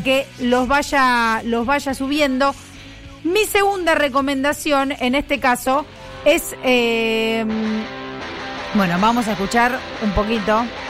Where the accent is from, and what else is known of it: Argentina